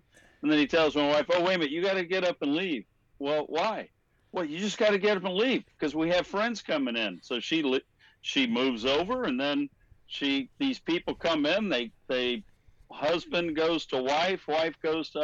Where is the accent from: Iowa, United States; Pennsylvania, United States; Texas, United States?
Texas, United States; Houston; also born or lived in California; now in San Diego, United States; I'm from Houston. I'm a Texan that lives in California.